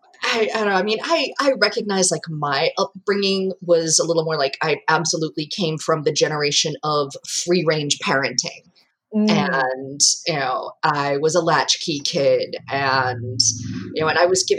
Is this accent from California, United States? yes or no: no; South Georgia, United States; growing up in the South of Georgia